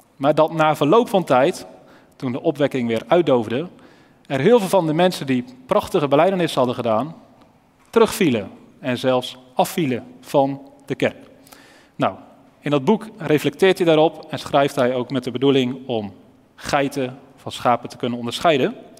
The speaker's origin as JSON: {"language": "Dutch", "town": "Elspeet", "region": "Gelderland", "country": "Netherlands", "moved": "yes", "said": "Ik kom zelf oorspronkelijk uit Elspeet"}